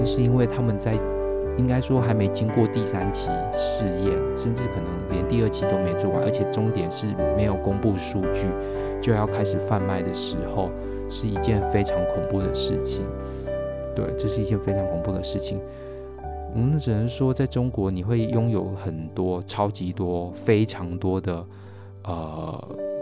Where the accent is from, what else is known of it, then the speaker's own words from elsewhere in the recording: Taiwan; moved away; 我们台湾人